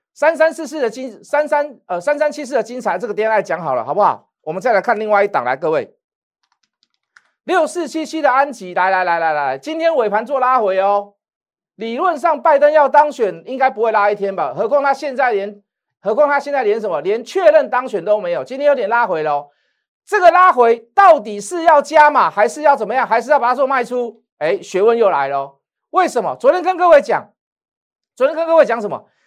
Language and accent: Chinese; Taiwan; 我们台湾人